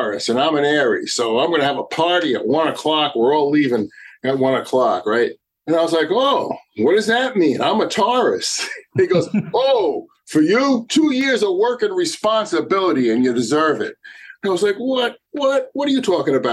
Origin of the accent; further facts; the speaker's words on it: New Jersey, United States; moved away as an adult; also born or lived in New York City; now in Cape Cod, United States; I was born in New Jersey, hung around New York City until we started astrographic services on Cape Cod. Now, I've been on Cape Cod since 1979